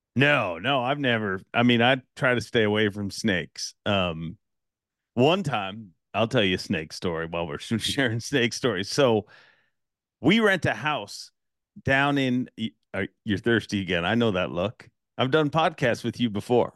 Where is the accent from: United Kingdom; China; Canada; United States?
Canada; I'm from Canada